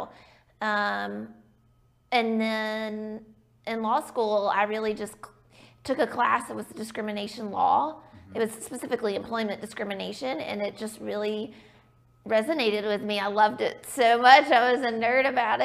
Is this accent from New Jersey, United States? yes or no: no; Birmingham, Alabama, United States; I am from Birmingham. I grew up here